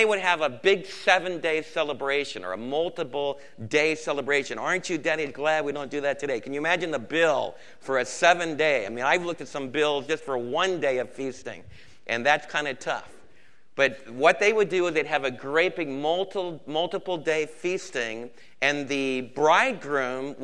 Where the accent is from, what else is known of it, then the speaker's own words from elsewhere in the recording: New Jersey, United States; moved away; the kind of Jewish kids that Don and I were raised with back in New Jersey